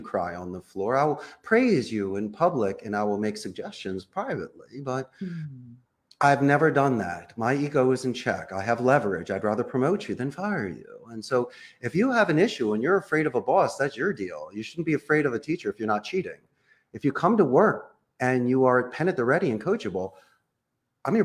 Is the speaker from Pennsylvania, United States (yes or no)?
yes; Philadelphia, Pennsylvania, United States; moved away as an adult; now in Costa Rica; I am from Philadelphia.